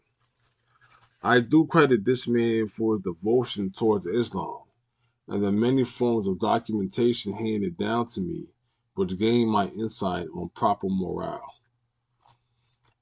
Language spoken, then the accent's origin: English; United States; we as American citizens